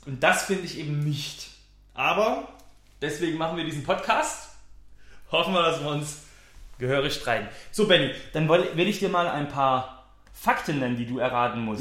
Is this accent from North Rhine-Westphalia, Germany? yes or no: no; Weissacher Tal, Baden-Württemberg, Germany; Ich komme ja aus Weißerem Tal, ne? also eine Gemeinde, 7000 Einwohner, glaube ich